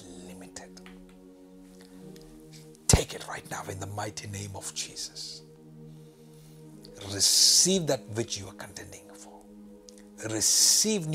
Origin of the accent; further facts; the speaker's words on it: India; the state I am from in India